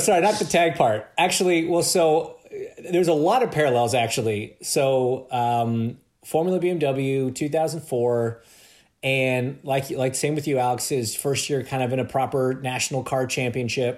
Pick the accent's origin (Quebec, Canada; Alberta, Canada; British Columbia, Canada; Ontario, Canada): Ontario, Canada; just being Canadian